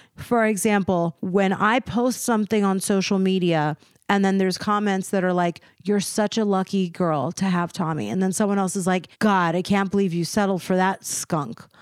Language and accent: English; East Coast, United States; moved away; also born or lived in Beverly Hills; we're both from the East Coast